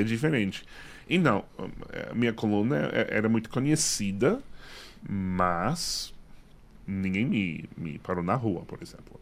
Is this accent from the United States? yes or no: yes; Massachusetts, United States; Portuguese is a second language; moved away; also born or lived in New York; eu nasci em Massachusetts